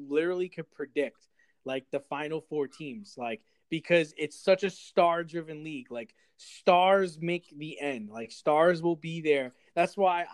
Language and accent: English; New York, United States; We're from New York